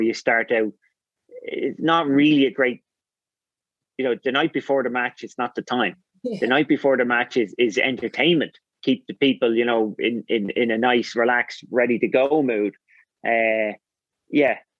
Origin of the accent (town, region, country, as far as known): Ireland